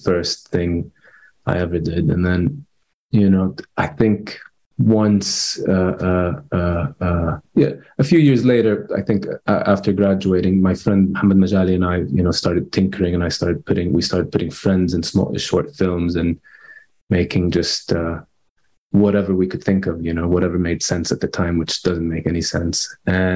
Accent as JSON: {"language": "English", "town": "Amman", "region": "Amman Governorate", "country": "Jordan", "tie": "born or raised there", "said": "I grew up in Amman"}